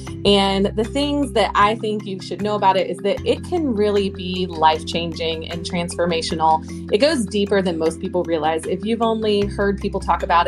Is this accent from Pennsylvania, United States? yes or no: no; Oklahoma, United States; also born or lived in Georgia coast; now in Georgia, United States; I grew up in Oklahoma